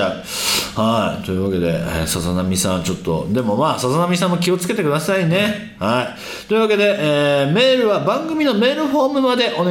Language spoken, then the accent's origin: Japanese; Akita, Japan; accent: Akita dialect; 秋田弁出ちゃったべな